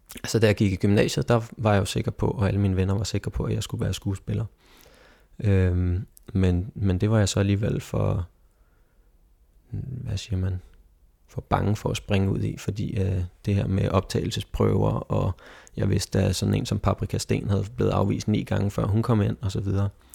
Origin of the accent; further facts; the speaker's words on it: Egedal, Capital Region of Denmark, Denmark; vores Egedal, hvor jeg kommer fra